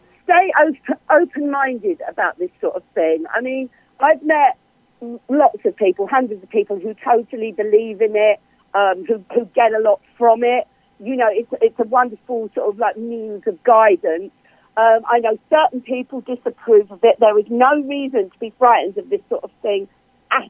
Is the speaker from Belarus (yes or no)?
no; England, United Kingdom; also born or lived in Cambridge, United Kingdom; I'm English. I'm here in Cambridge, UK